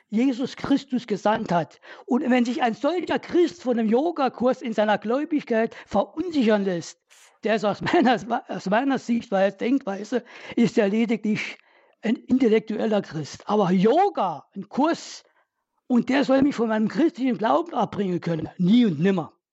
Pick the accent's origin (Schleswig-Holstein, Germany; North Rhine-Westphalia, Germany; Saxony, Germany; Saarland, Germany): Saarland, Germany; moved away as an adult; now in Reutlingen, Germany; Ich komme ursprünglich aus dem Saarland, wohne hier in Baden-Württemberg seit 1982.